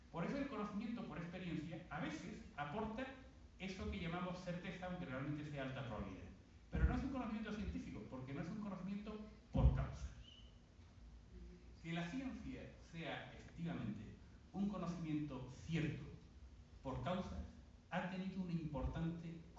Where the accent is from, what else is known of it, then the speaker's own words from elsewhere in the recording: Bay of Cádiz, Andalusia, Spain; Cerca de donde yo nací, en la bahía de Cádiz, hay una importante base militar